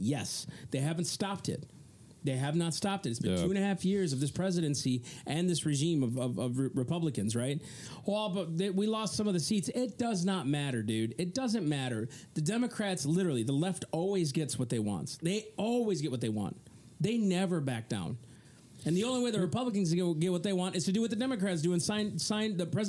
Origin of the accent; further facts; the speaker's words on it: United States; we as the American people